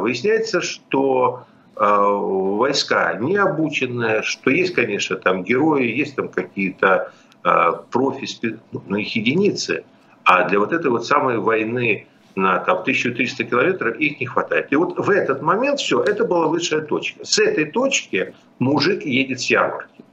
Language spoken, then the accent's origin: Russian; Kyiv, Ukraine; я киевлянин